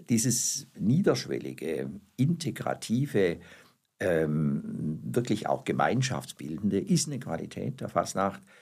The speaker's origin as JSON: {"language": "German", "town": "Rottweil", "region": "Baden-Württemberg", "country": "Germany", "tie": "born or raised there", "said": "Meine Heimatstadt."}